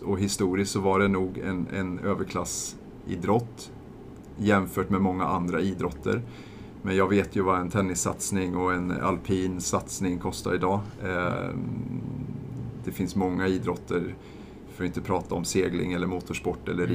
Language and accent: Swedish; eastern Värmland, Sweden; Saxå Golfklubb, där jag kommer ifrån, i östra Värmland